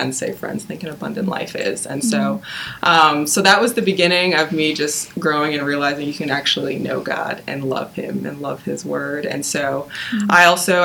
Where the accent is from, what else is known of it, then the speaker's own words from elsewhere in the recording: Nobleton, Ontario, Canada; I grew up in the Greater Toronto Area, in a town called Nobleton